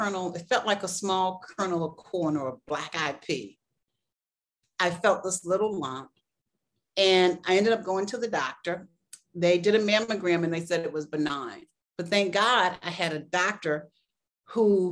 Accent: Boston, Massachusetts, United States; moved away as an adult; also born or lived in South Carolina; now in Chicago, United States; I'm from the East Coast. I grew up in Boston, although I was born in South Carolina.

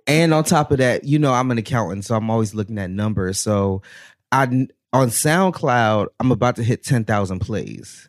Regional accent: United States; moved away as an adult; also born or lived in Baltimore, Maryland; now in Atlanta, United States; I'm originally from the DMV area, so DC, Maryland area

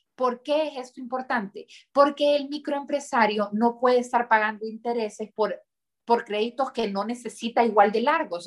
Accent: Honduras; nos han inculcado desde muy chiquitos vivir en Honduras, trabajar por Honduras, amar Honduras y no querer irse de Honduras

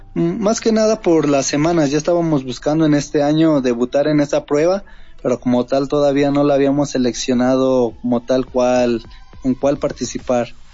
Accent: Tlaxcala, Mexico; nosotros que somos de Tlaxcala

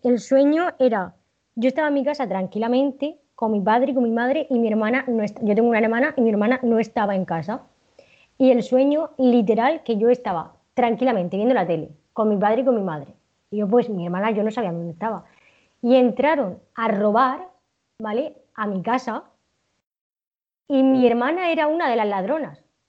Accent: Region of Murcia, Spain; yo soy de la región de Murcia

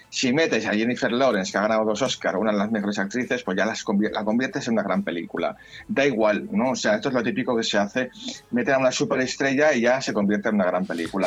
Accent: Catalonia, Spain; como catalán que soy

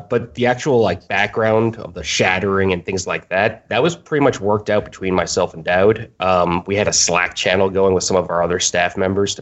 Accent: New Orleans, Louisiana, United States; moved away as an adult; now in Boston, United States; I was born and raised in New Orleans

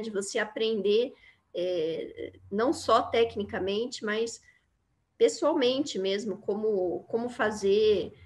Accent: Londrina, Paraná, Brazil; moved away as an adult; now in Curitiba, Brazil; sou de Londrina, do Paraná, né? Minha família é toda de, de Londrina

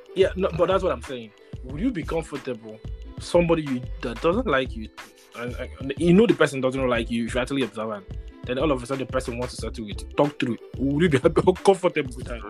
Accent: Nigeria; growing up in Nigeria

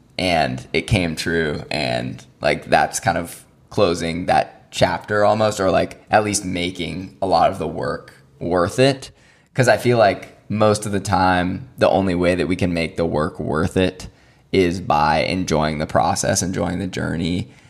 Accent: Arlington, Virginia, United States; people who I played with sort of growing up in Arlington in the DMV area

